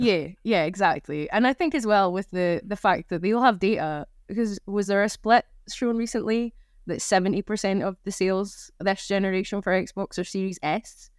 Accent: Scotland, United Kingdom; I'm Scottish

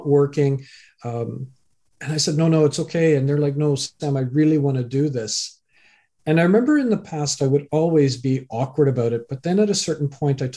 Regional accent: Canada; also born or lived in England; I was born in England, raised in Canada

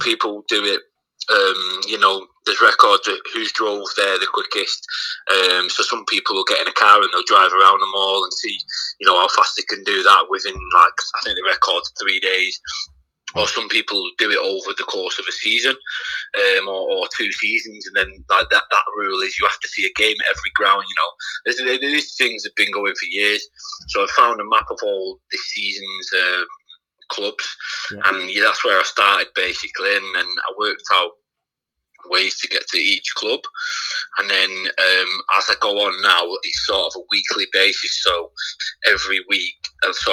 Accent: Heywood, North West England, United Kingdom; I was brought up in Haywood, which is a small town next to Bury

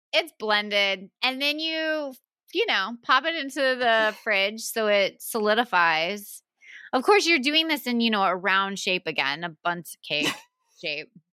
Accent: the South, United States; I'm from the South

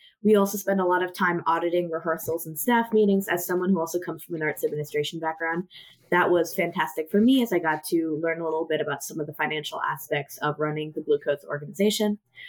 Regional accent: Washington, District of Columbia, United States; moved away as an adult; now in Indianapolis, United States; I'm initially from the Washington, D.C. area, and then I spent 4 years in Columbus, Ohio

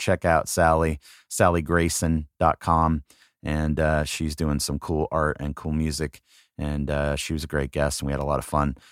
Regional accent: Southern California, United States; moved away as an adult; also born or lived in Wildwood, New Jersey; growing up in Southern California

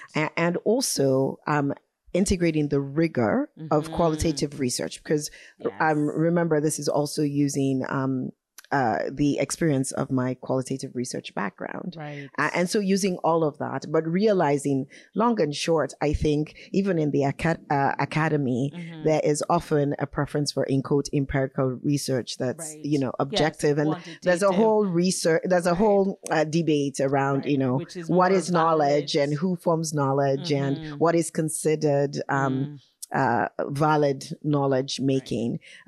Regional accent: Vancouver, British Columbia, Canada; And I say, you know, Vancouver, Canada. And they go, oh no, where are you really from? Where's your family from? At this point, I often smile and answer the question and say, oh yeah, I'm also from Sierra Leone, Freetown.

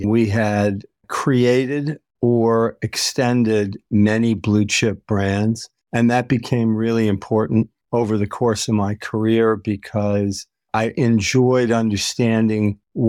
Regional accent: New York, United States; also born or lived in Massachusetts / Michigan / Illinois; I grew up in the Midwest and the East Coast of the United States, born in Massachusetts, raised in upstate New York, outside of Detroit, outside of Chicago, outside of New York City

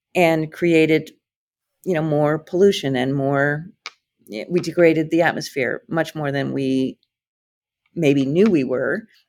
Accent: Iowa, United States; also born or lived in Atlanta; now in Hawaii, United States; I came from Iowa

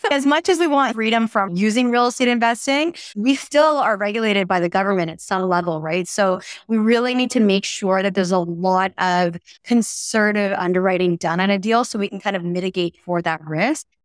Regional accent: Toronto, Ontario, Canada; moved away; I'm from Toronto uh, originally

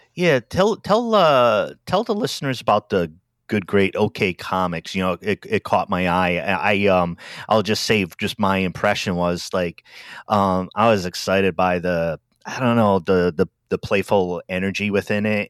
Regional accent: Rhode Island, United States; moved away; also born or lived in Washington, D.C. / Silver Spring, Maryland; I'm from Rhode Island originally, but my first stop outside of that area where I grew up

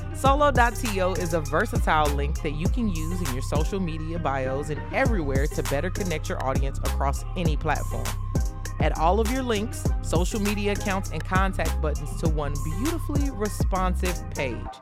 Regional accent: Chicago, Illinois, United States; I'm from Chicago

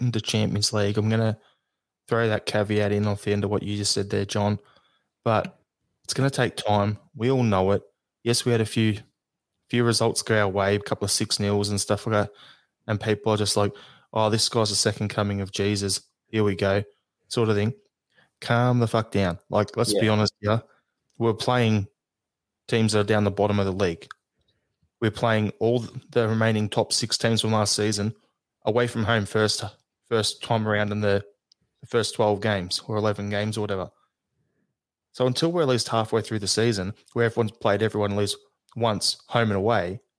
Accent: Australia; I'm Australian

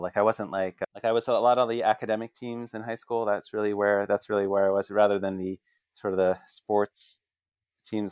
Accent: Northern New Jersey, United States; I grew up in Northern Jersey

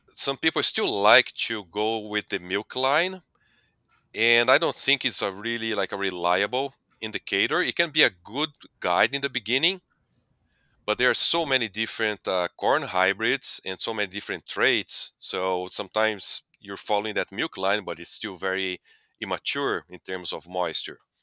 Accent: Brazil; moved away as an adult; also born or lived in Delaware, United States; now in United States; I'm originally from Brazil. I grew up on a dairy that became a beef operation. Then I came to U S to pursue my, uh, P H D

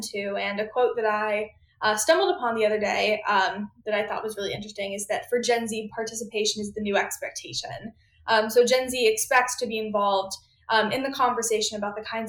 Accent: Austin, Texas, United States; moved away as an adult; now in Washington, D.C., United States; growing up in Austin, Texas

